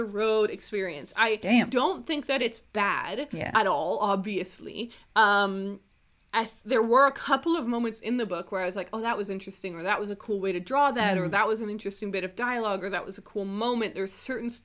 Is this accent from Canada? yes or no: yes; Southern Ontario, Canada; I grew up in Southern Ontario, so you could take a bus to New York